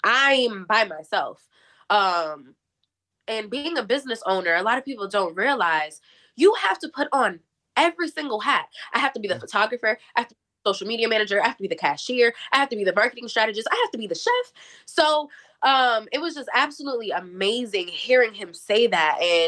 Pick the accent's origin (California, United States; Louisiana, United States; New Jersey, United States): New Jersey, United States; So thankfully enough for me, I'm from Jersey and I don't live too far from New York.